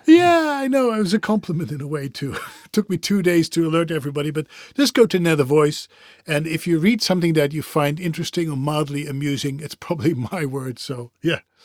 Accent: Netherlands; I come from the Europe, specifically the Netherlands. I speak different languages.

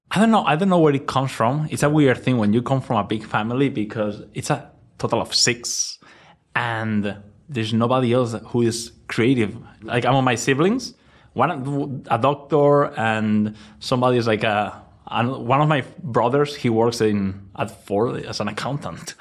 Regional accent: Valencia, Valencian Community, Spain; English is a second language; moved away as an adult; now in New York, United States; I was born in Valencia. I spent my childhood there.

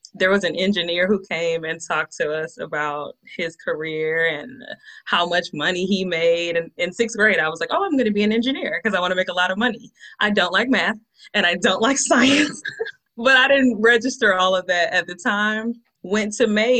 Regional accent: Atlanta, Georgia, United States; Born and raised in Atlanta, Georgia

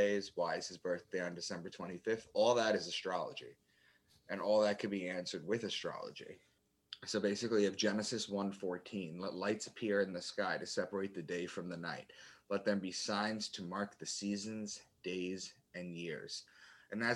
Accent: Long Island, New York, United States; moved away as an adult; also born or lived in Boston; I'm from Long Island, and I had moved to Boston

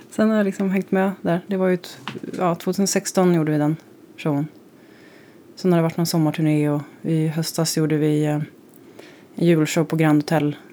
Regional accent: Växjö, Småland, Sweden; moved away; also born or lived in Kalmar; jag är uppväxt i Småland, Kalmar och Växjö

